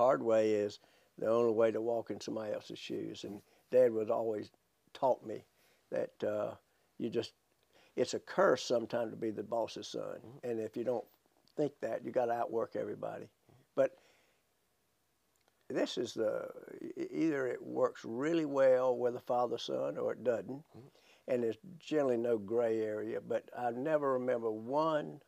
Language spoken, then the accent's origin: English; Winston-Salem, North Carolina, United States; also born or lived in Chapel Hill / Raleigh; born and bred Winston-Salem